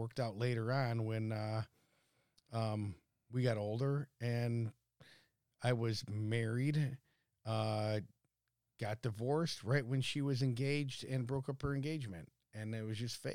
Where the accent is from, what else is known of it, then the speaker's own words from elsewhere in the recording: Bensenville, Illinois, United States; also born or lived in Algonquin, Illinois; I grew up in Bensonville, Illinois. Grew up there, played sports as a young kid. My father and I and our family moved to Algonquin in 1979